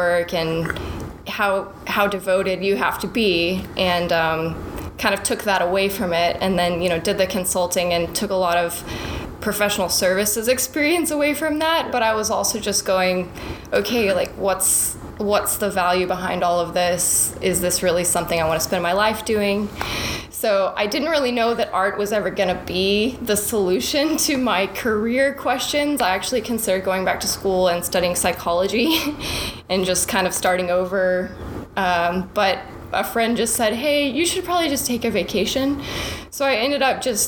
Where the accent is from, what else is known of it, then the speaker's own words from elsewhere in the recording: Portales, New Mexico, United States; now in Dallas, United States; my hometown is in New Mexico, in Portales. I grew up on a ranch next to my grandparents